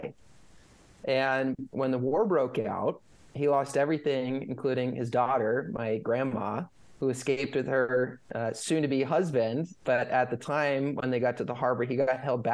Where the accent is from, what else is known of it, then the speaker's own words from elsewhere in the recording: Northern California, United States; moved away as an adult; also born or lived in Colorado / Los Angeles / New York / London; now in San Diego, United States; I grew up in California.